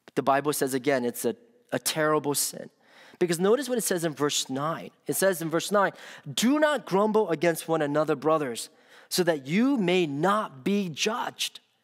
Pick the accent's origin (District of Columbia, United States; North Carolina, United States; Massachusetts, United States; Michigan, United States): District of Columbia, United States; Washington; moved away; when I was growing up in the Washington, D C area.